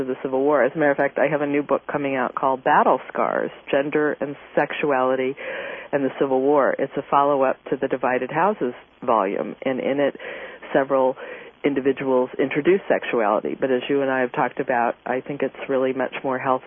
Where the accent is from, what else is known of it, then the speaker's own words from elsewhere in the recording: Kansas City, United States; moved away; my hometown, Kansas City